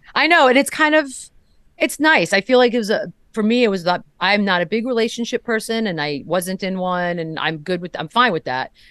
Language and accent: English; San Antonio, Texas, United States; moved away as an adult; I grew up here